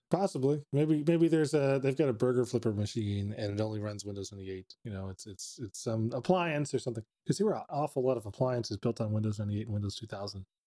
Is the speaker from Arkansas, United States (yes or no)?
no; Texas, United States; living in Texas, growing up in Texas